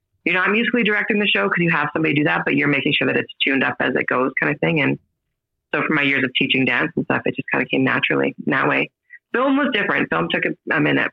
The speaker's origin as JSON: {"language": "English", "town": "Estevan", "region": "Saskatchewan", "country": "Canada", "tie": "born or raised there", "moved": "as an adult", "lives_now": "Calgary, Canada", "said": "I'm from Estevan, Saskatchewan originally."}